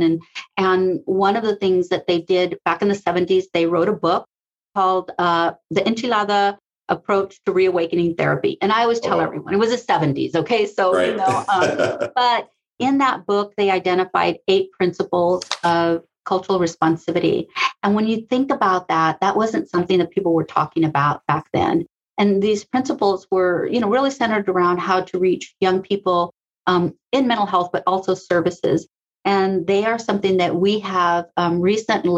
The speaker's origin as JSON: {"language": "English", "town": "Sacramento", "region": "California", "country": "United States", "also_born_or_lived": "South Central, Los Angeles, California", "said": "I am from Sacramento."}